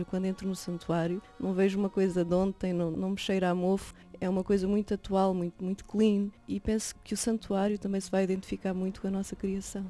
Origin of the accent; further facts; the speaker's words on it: Fátima, Centro, Portugal; eu sou de Fátima